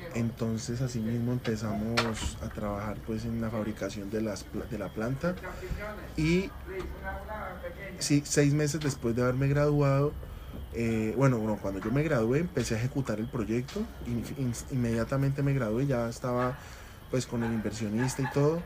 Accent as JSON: {"language": "Spanish", "town": "Cali", "region": "Valle del Cauca", "country": "Colombia", "tie": "born or raised there", "said": "yo soy de la ciudad de Cali, nacido en Cali"}